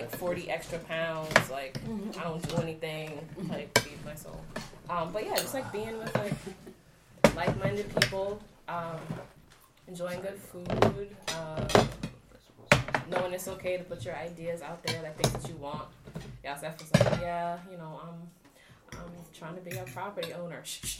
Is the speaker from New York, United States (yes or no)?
yes; New York, United States; now in New Haven, United States; I'm from New York. I live in New Haven right now